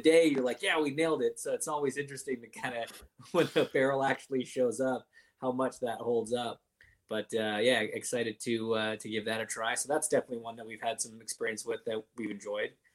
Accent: Canada; I grew up in Canada.

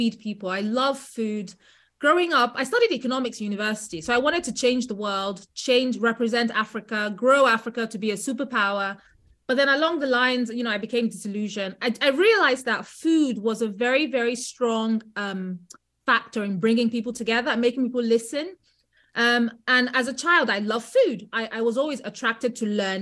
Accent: England, United Kingdom; being English

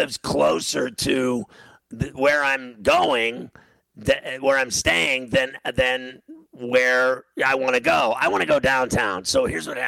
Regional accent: Pittsburgh, Pennsylvania, United States; moved away as an adult; now in New Jersey, United States; Local boy. Come home.

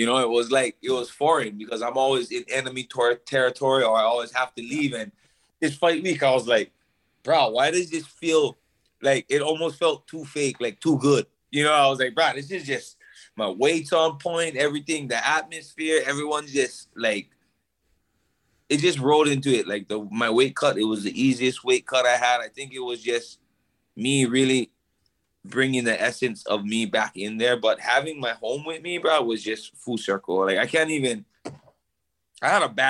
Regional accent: Hawaii, United States; one thing about being Hawaiian is service to others

